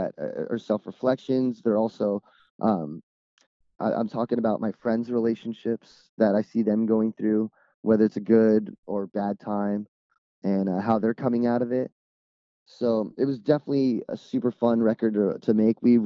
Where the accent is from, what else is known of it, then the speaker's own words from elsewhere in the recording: Dominican Republic; now in California, United States; growing up in the Dominican Republic